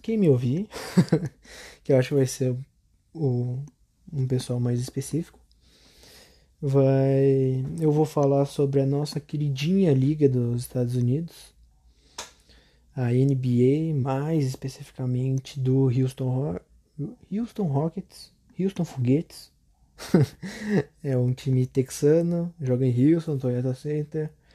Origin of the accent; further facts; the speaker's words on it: Canoas, Rio Grande do Sul, Brazil; Eu sou do Rio Grande do Sul, Canoas, tenho 16 anos